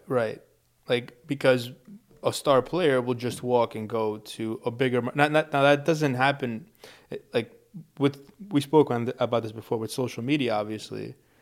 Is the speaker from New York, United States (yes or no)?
yes; New York City, New York, United States; we're from New York